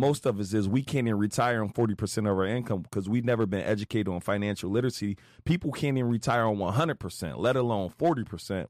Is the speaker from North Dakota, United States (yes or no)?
no; Philadelphia, Pennsylvania, United States; I grew up West Philly, literally drug-infested neighborhood